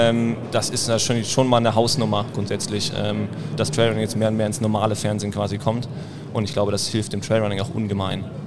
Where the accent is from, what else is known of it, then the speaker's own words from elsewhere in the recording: Berlin, Germany; Ich komme aus Berlin